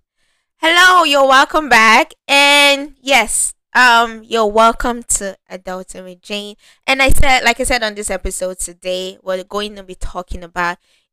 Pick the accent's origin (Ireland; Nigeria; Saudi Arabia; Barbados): Nigeria; I'm Nigerian